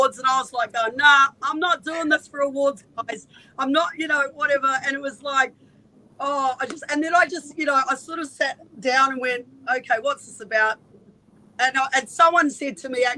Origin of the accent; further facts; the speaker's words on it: New Zealand; also born or lived in Northern Beaches, Australia; now in Australia; I'm from New Zealand, so I had no family here at all